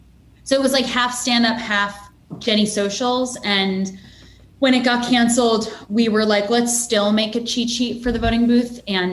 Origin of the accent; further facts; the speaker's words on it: Long Island, New York, United States; also born or lived in Brooklyn / Manhattan; Yeah, I grew up on Long Island, and then I've been in Brooklyn and Manhattan, just in the city.